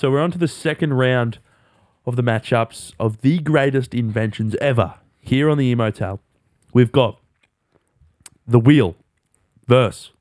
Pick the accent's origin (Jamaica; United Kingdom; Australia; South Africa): Australia; We're Australian